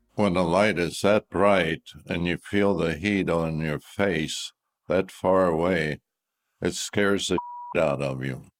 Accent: Shanksville, Pennsylvania, United States; I was born in Shanksville, Pennsylvania

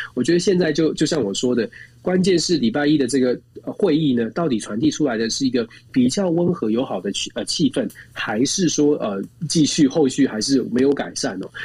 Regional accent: Taiwan; 我们在在台湾，我们是在民主国家长大的。

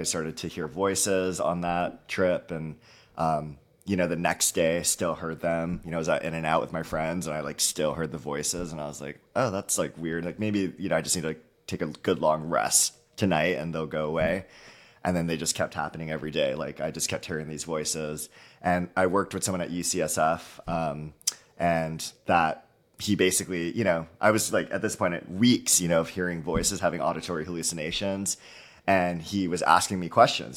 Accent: Halawa, Oahu, Hawaii, United States; moved away as an adult; now in Bay Area, United States; I'm born and raised in Hawaii, small, uh, community of Haiea in, uh, the island of Oahu.

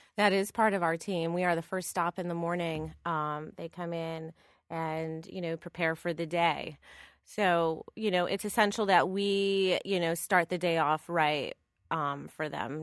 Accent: Northeast, United States; also born or lived in Los Angeles / San Francisco; now in New York, United States; I'm from the Northeast

